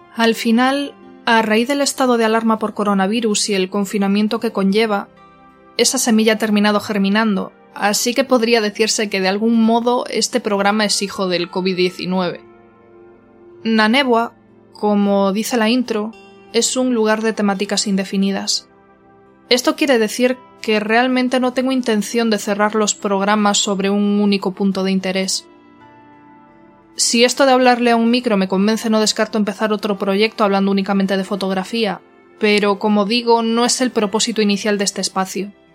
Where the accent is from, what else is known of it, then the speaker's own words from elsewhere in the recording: Galicia, Spain; Soy gallega y estoy profundamente enamorada de mi tierra y de mi lengua